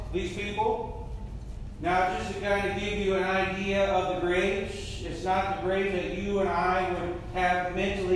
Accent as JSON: {"language": "English", "region": "Midwest", "country": "United States", "said": "I'm from the Midwest."}